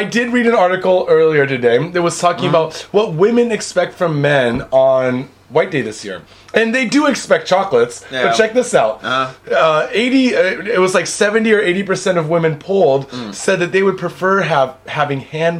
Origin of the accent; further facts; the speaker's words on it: United States; now in Japan; I'm American.